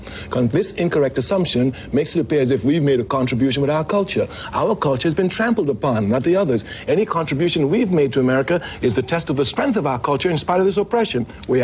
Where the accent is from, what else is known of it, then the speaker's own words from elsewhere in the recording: Trinidad & Tobago; moved away; I was born in Trinidad.